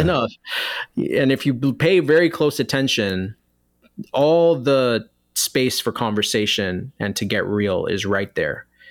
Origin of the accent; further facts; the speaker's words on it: New York City, New York, United States; I was born and raised in New York City in an area of the Bronx